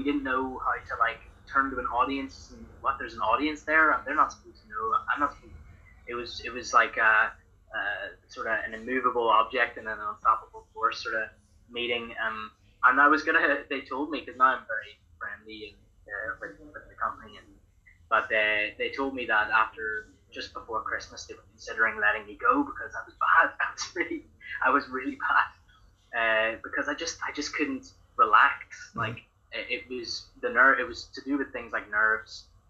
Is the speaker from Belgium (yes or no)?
no; Ireland; I'm from Ireland.